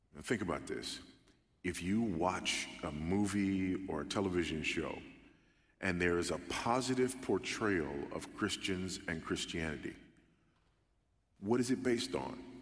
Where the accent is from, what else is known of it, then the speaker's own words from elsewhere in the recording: California, United States; now in Texas, United States; I'm a Californian by birth, but a Texan by the grace of God